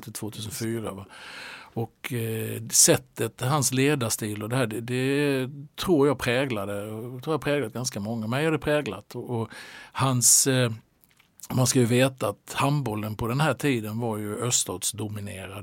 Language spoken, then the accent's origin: Swedish; Halmstad, Halland County, Sweden; moved away as an adult; now in Norrköping, Sweden; Halmstad är ju hem för mig fortfarande